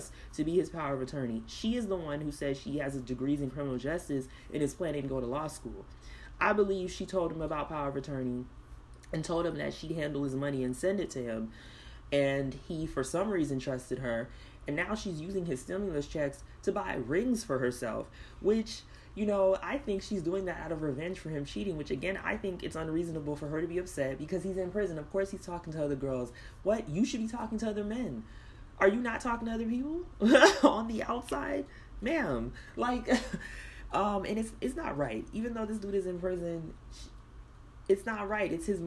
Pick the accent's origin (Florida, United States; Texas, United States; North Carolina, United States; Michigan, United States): Florida, United States; South; I grew up in South Florida